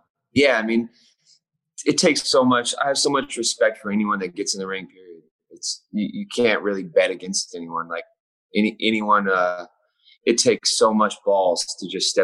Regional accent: Fontana, California, United States; also born or lived in Laguna Beach / Los Angeles; I grew up really close here. I was born in Fontana, and then I just kind of moved all around here.

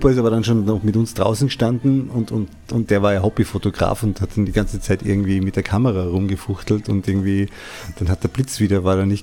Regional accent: Salzburg, Austria; Das ist so ein traditionelles Essen bei uns in Salzburg, glaube ich, vor allen Dingen.

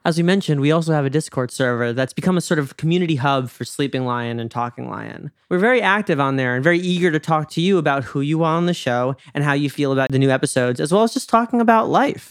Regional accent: New York, United States; I'm from New York

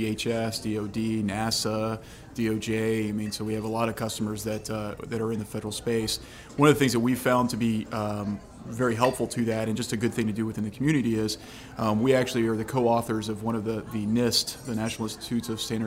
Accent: Louisiana, United States; also born or lived in Dallas / Charlotte; I'm from Louisiana. I've lived in Louisiana most of my life.

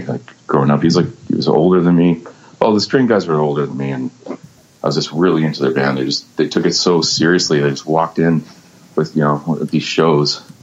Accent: Vancouver, British Columbia, Canada; I was born and raised in Vancouver

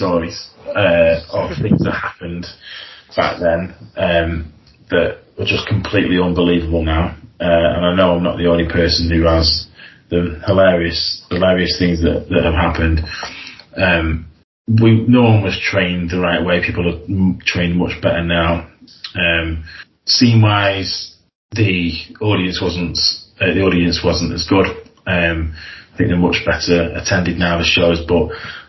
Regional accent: Blackpool, North West England, United Kingdom; I'm from Blackpool, and we do the shows in Wigan

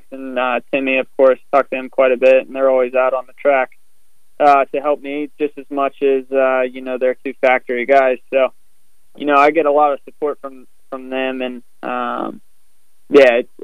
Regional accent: West Virginia, United States; where I grew up in West Virginia

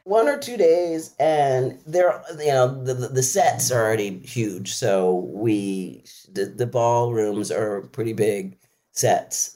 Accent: Philadelphia, Pennsylvania, United States; I'm from Philly.

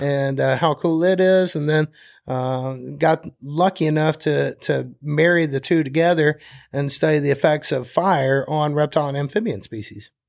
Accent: Birmingham, Alabama, United States; moved away as an adult; now in Conecuh National Forest, United States; I'm from Birmingham, Alabama.

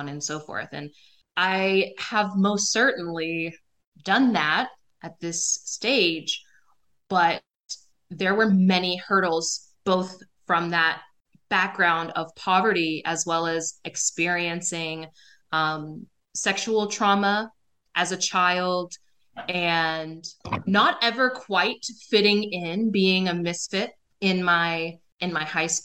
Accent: southern West Virginia, United States; also born or lived in Texas; I grew up in small town, southern West Virginia in the US

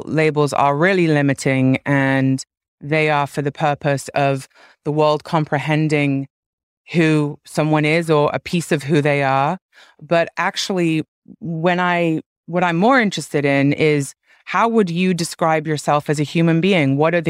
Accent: London, United Kingdom; My hometown.

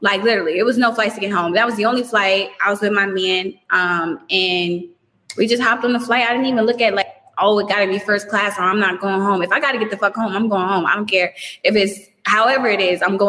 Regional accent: New York, United States; I mean, but you know, I'm from New York.

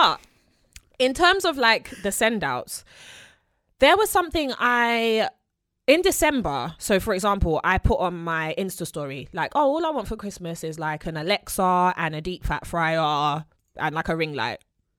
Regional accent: London, United Kingdom; born there; London is a city, right? So I'm a city girl.

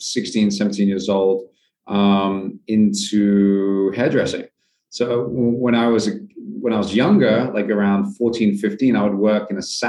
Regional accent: United Kingdom; As a sort of a British young lad

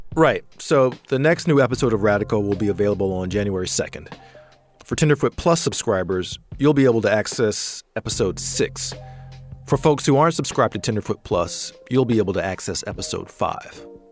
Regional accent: Atlanta, Georgia, United States; I'm from Atlanta.

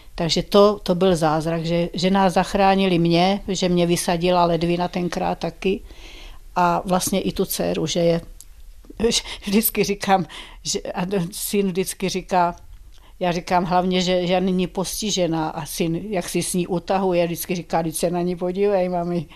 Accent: Brandýs nad Orlicí, Pardubice Region, Czechia; dojížděla jsem z Brandejsa do Ústí na Gimpl a z Brandejsa do Litomyšle na Pajdák

